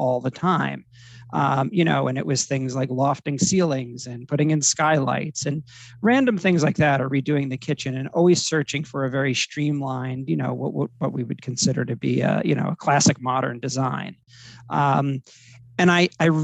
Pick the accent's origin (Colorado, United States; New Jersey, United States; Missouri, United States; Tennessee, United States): New Jersey, United States; Middletown; moved away as an adult; also born or lived in Miami / Los Angeles; I'm from Middletown, New Jersey. So it's a Jersey Shore town